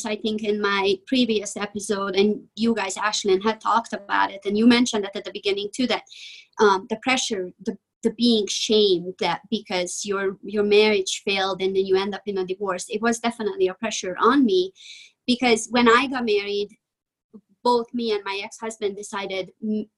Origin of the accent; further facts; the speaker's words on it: Hungary; moved away; I am from Eastern Europe. I'm from Hungary.